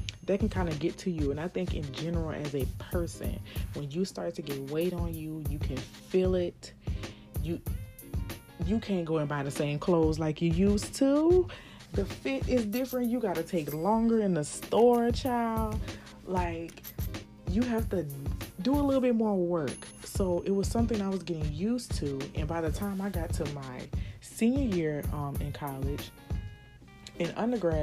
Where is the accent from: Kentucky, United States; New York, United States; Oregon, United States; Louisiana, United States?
Louisiana, United States; New Orleans; also born or lived in Houston, Texas; I'm from New Orleans, Louisiana